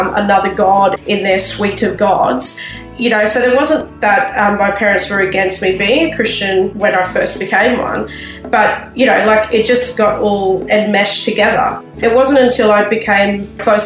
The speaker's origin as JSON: {"language": "English", "town": "Sydney", "region": "New South Wales", "country": "Australia", "tie": "born or raised there", "moved": "as an adult", "lives_now": "Brisbane, Australia", "said": "I was born in Sydney and was raised there"}